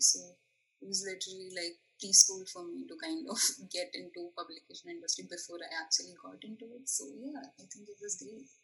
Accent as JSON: {"language": "English", "country": "India", "also_born_or_lived": "Mumbai", "moved": "as an adult", "lives_now": "Savannah, United States", "said": "I'm from India."}